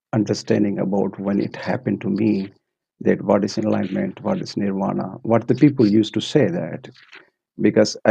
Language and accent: English; Pakistan; also born or lived in Maldives; now in Finland; I came from Maldives, but basically from Pakistan.